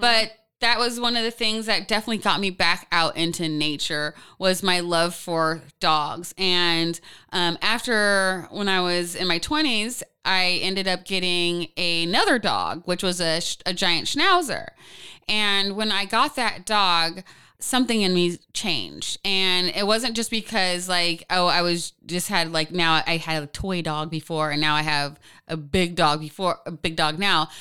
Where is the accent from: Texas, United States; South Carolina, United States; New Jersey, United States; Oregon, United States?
Oregon, United States; Portland; born and raised in Pacific Northwest